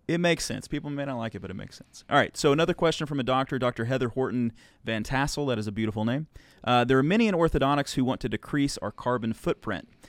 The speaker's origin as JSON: {"language": "English", "region": "Arkansas", "country": "United States", "tie": "born or raised there", "said": "I grew up in Arkansas"}